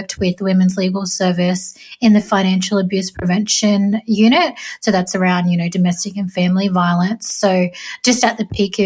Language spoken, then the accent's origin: English; Sydney, New South Wales, Australia; also born or lived in southeast Queensland; I'm a proud Jarrawal Waka Waka and Willy Willy woman from southeast Queensland, and I grew up in Western Sydney down on Dari country